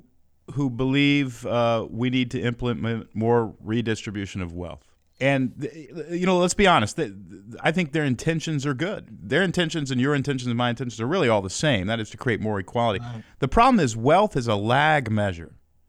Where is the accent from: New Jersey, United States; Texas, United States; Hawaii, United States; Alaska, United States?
Texas, United States; Houston; Let me give you a little background. I grew up in Houston, Texas. Dad split when I was 2.